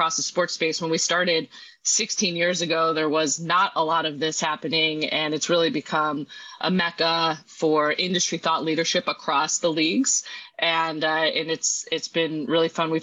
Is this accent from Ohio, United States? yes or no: no; outside of Chicago, Illinois, United States; I grew up outside of Chicago